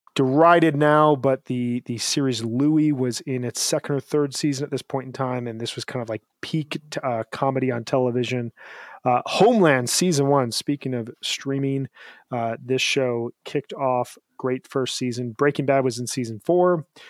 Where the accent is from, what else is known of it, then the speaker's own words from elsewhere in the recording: Chicago suburbs, Illinois, United States; growing up in the Chicago suburbs